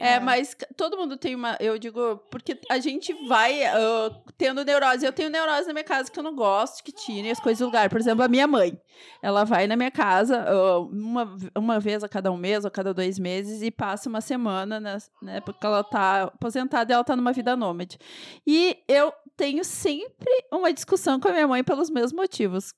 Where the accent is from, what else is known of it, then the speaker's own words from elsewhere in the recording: Rio Grande do Sul, Brazil; mesmo sendo gaúcha